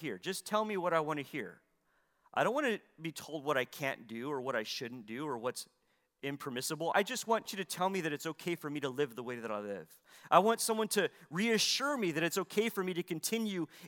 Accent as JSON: {"language": "English", "country": "United States", "said": "we hold as Americans"}